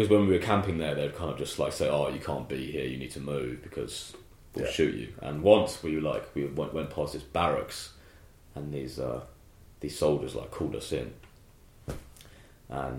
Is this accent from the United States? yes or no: no; England, United Kingdom